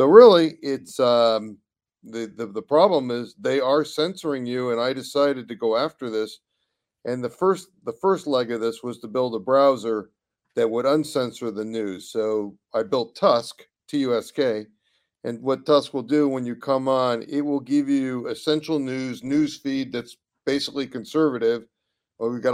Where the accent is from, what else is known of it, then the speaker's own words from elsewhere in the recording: California, United States; I'm a Californian